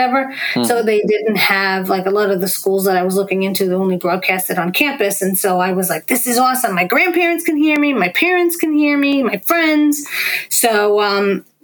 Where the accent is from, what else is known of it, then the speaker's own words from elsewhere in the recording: New York, United States; accent: New York; my father's from Brooklyn, my mother's from Queens. Like, this is what I grew up on.